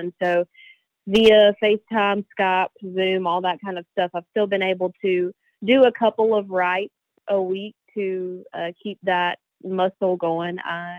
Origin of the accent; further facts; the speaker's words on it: North Carolina, United States; So I decided to come back home. And I'm originally from North Carolina.